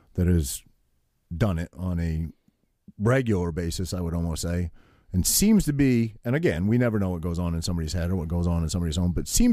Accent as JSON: {"language": "English", "region": "Maine", "country": "United States", "tie": "born or raised there", "said": "I grew up in Maine swimming in lakes and streams and ponds"}